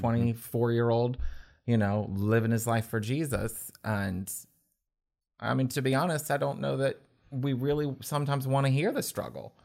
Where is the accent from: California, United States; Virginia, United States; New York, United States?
Virginia, United States; Winchester; growing up in Winchester, Frederick County area